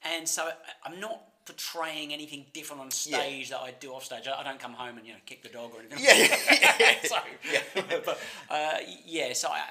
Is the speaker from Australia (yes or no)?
yes; Perth, Western Australia, Australia; in Perth, which is my hometown and your hometown